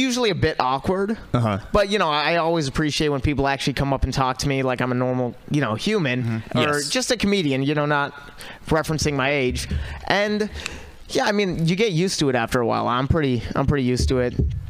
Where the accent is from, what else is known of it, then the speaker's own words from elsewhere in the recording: Walnut Creek, California, United States; Originally? I'm from Walnut Creek.